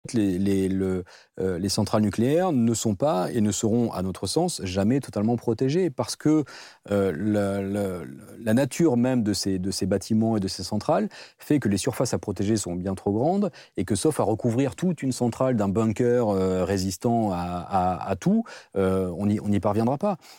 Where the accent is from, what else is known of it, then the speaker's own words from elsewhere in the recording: the South-West, south-west France, France; on vient tous les deux du Sud-Ouest